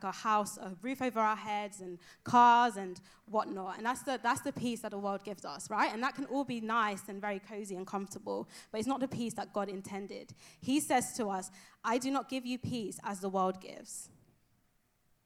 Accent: London, United Kingdom; moved away as an adult; also born or lived in Nigeria; now in Exeter, United Kingdom; I am originally from London, East London. Shout out, East London. I'm from Nigeria as well. That's my home

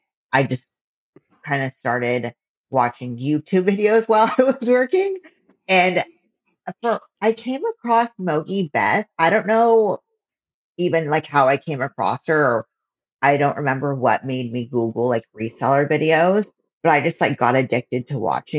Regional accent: Visalia, California, United States; moved away as an adult; now in Los Angeles, United States; I'm from Visalia, which is about 3 hours away from LA in the Central Valley, right in the middle of California

